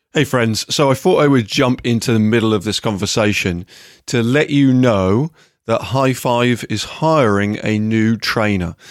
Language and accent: English; England, United Kingdom; now in United States; I am originally from England